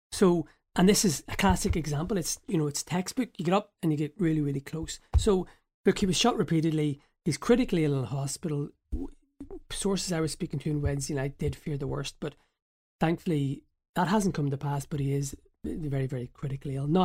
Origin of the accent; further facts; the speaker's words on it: Northern Ireland, United Kingdom; because obviously I grew up in the Troubles